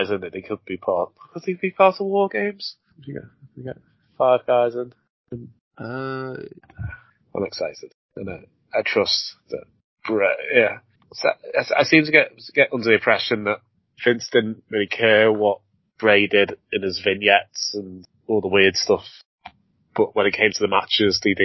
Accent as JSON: {"language": "English", "area": "Merseyside", "region": "North West England", "country": "United Kingdom", "said": "we're both from Merseyside"}